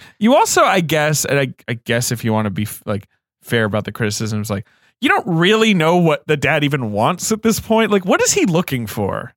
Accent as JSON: {"language": "English", "country": "United Kingdom", "tie": "born or raised there", "moved": "yes", "said": "I grew up in Britain"}